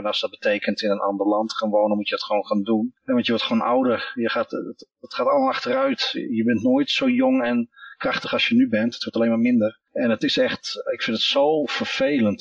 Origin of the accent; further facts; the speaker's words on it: Netherlands; als Nederlander